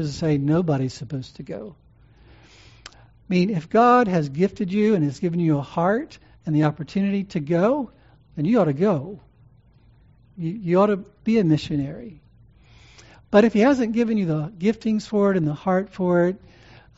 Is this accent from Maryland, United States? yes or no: no; New Orleans, Louisiana, United States; in New Orleans, my home state